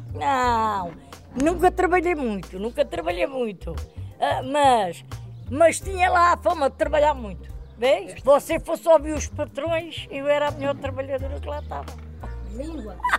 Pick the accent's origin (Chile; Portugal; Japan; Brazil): Portugal; Alentejo; moved away as an adult; now in Covão do Coelho, Portugal; lá no Alentejo, sei lá, eu já estou aqui há 60 anos, vivi 30, talvez aí uns 30